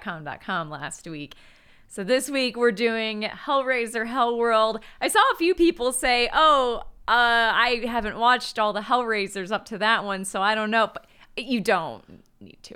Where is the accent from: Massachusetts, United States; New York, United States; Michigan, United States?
Michigan, United States; I'm from Michigan and pronounce it Degrassi